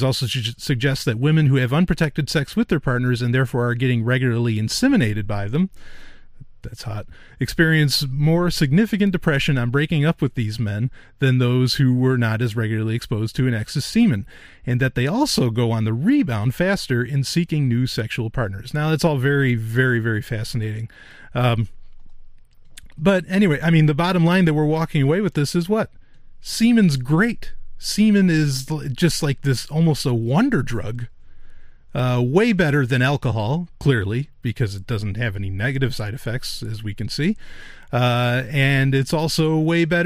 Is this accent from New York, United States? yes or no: yes; New York, United States; I am from New York